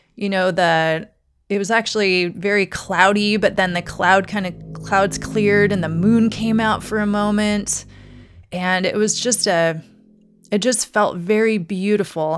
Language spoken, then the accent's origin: English; Douglas, Wyoming, United States; moved away as an adult; also born or lived in Salem, Oregon / Seattle, Washington / Crystal Mountain, Washington; now in Portland, United States; I grew up in Douglas, Wyoming, very small town.